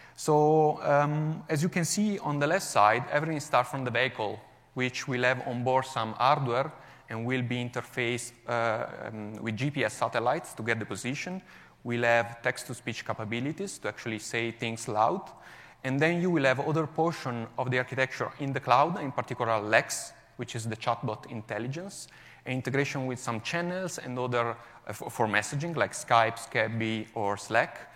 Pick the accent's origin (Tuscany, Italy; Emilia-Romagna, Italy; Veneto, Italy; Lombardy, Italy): Lombardy, Italy; Milan; English is a second language; now in Como, Italy; I'm originally from Milan, even if um, I currently live in the beautiful Como, north of Italy.